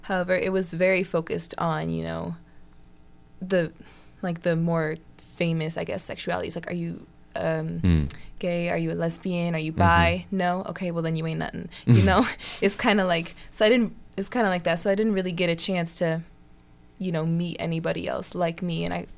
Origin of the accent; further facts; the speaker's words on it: Indianapolis, Indiana, United States; Indianapolis, Indiana.